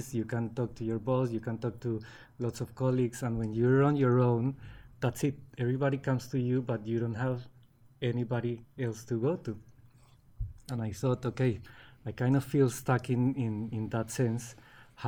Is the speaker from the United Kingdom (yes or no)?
no; Colombia; English is a second language; moved away as an adult; now in Australia; I was born in Colombia and I was raised in Colombia for the first 23 years. And I arrived in Australia when I was 24